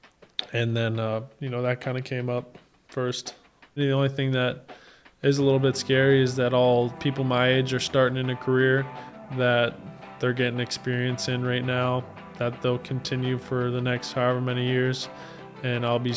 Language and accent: English; Cincinnati, Ohio, United States; my hometown where I was spent my whole life in Cincinnati